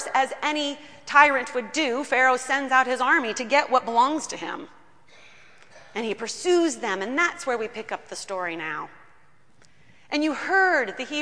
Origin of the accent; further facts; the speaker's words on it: Kentucky, United States; I grew up in Kentucky